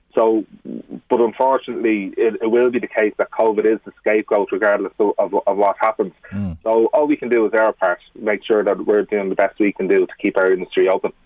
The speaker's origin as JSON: {"language": "English", "country": "Ireland", "said": "we're Irish, and we love chatting, we love socialising."}